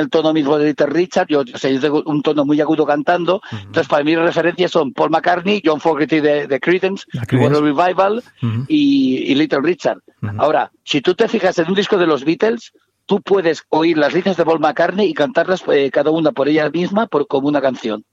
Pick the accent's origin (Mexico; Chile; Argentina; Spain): Spain; Barcelona, Catalonia; Yo que soy de Barcelona